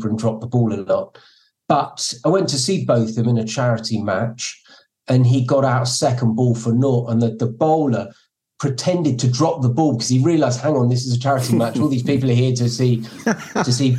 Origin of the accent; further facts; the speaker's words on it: South West England, United Kingdom; moved away; I was born and brought up in England